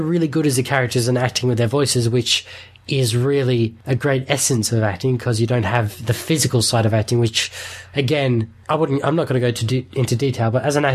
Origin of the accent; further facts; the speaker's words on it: Australia; I'm saying this as an Aussie